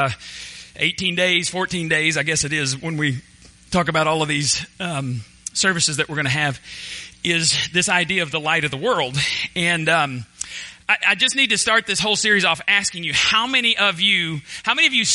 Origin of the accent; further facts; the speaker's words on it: Borger, Texas, United States; moved away as an adult; also born or lived in Waco, Texas; now in Palestine, United States; my hometown, Borger, Texas